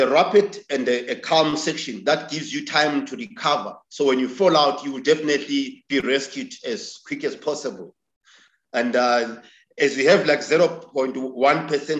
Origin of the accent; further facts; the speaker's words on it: Victoria Falls, Matabeleland North, Zimbabwe; Born and bred in Vic Falls. I'm from a village close to Victoria Falls called Sizinda. I grew up there.